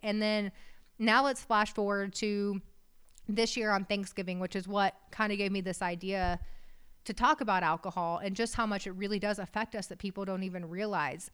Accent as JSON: {"language": "English", "region": "West Texas", "country": "United States", "said": "We're from West Texas. My dad's a farmer"}